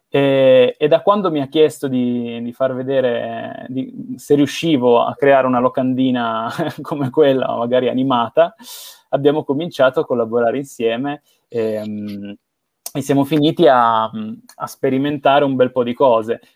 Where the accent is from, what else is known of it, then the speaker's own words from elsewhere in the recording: Bra, Piedmont, Italy; io sono nato a Bra, in provincia di Cuneo, vicino a Torino